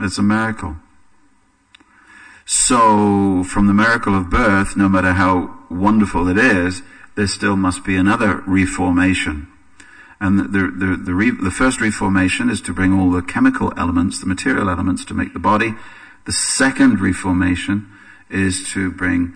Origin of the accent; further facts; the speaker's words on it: England, United Kingdom; for me as an Englishman